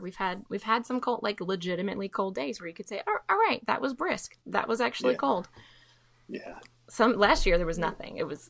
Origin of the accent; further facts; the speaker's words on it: Mobile, Alabama, United States; now in Dallas, United States; and I'm from Mobile